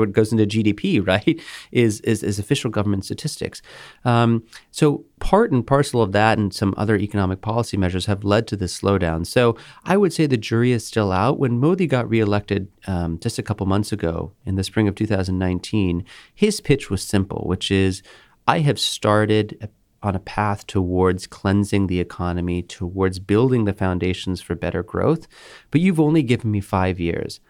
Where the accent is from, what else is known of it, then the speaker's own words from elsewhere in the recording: Houston, Texas, United States; moved away; I'm from Houston, Texas, where this rally is taking place. My parents still live there.